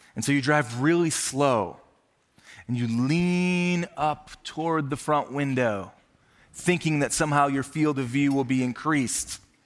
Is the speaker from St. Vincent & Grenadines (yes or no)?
no; Minnesota, United States; now in Ohio, United States; growing up in Minnesota